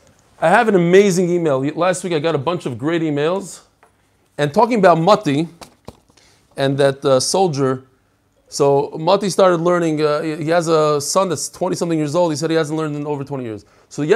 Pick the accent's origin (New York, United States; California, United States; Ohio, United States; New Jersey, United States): New Jersey, United States; Lakewood; born there; also born or lived in Long Beach / Far Rockaway / Bnei Brak / Kensington; I was born in Lakewood. Lived in Long Beach, Far Rockaway. I did a lot. Yeah, my father liked to move around a lot.